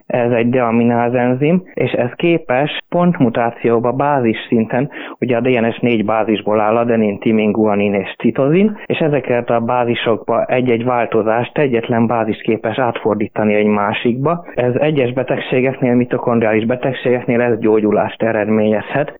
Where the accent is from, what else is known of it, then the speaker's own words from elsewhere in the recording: Hungary; now in Graz, Austria; mivel én magyar származású vagyok, és igazából magyarként szocializálódtam, tehát magyarnak vallom magam